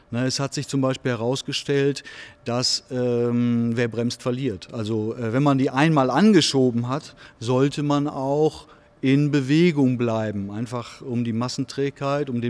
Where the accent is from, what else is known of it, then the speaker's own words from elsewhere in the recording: Northern Germany, Germany; wenn ich das als Norddeutscher mal sagen darf